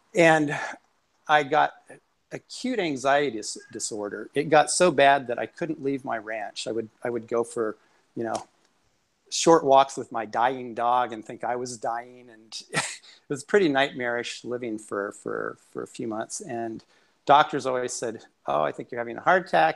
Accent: Aspen, Colorado, United States; moved away as an adult; also born or lived in New York City; now in Boston, United States; I, I'm an Aspen native. I was born and raised in Aspen, Colorado. And when I was 18, I left for New York City

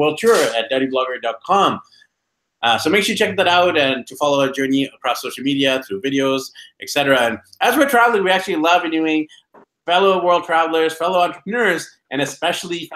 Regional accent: Vancouver, British Columbia, Canada; I'm actually from Vancouver.

